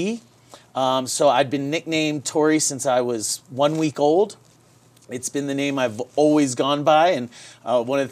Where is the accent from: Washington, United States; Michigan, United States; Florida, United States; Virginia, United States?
Florida, United States; St. Petersburg; moved away as an adult; also born or lived in Silver Spring, Maryland; now in Colorado, United States; I grew up in Florida, though, primarily St. Petersburg, Florida.